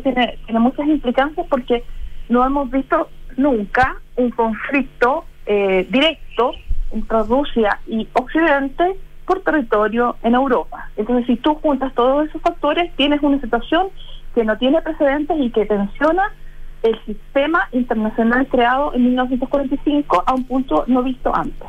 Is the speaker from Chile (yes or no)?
yes; Chile; como chilenos